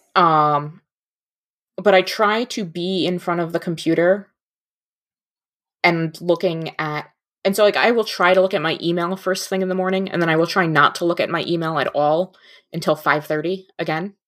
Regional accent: New Jersey, United States; moved away as an adult; also born or lived in mid-Michigan; now in Michigan, United States; I grew up in North Jersey. right outside New York City

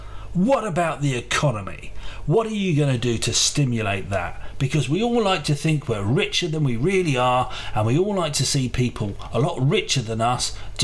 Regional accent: Bradford, Yorkshire and the Humber, United Kingdom; I'm from Bradford. You know that my family, they're immigrants.

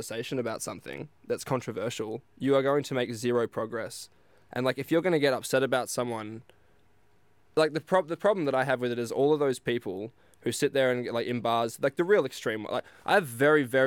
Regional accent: Geraldton, Western Australia, Australia; I grew up in Geraldton getting beaten up by Indigenous people, every day

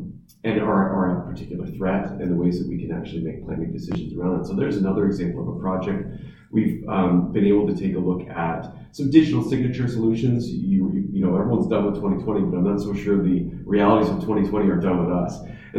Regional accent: Southampton, South East England, United Kingdom; moved away as an adult; I grew up in Southampton and I needed to leave like almost everyone else who wanted to go to university or college. And I didn't necessarily want to leave the region, but had to leave the region.

